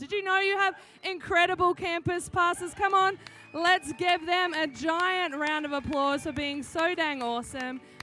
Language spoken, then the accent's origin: English; Australia; accent: Australian; now in San Diego, United States; I am Australian. That's why I sound funny. Every time someone's like, do you have a cold? Are you sick? No, this is just what an Australian accent sounds like.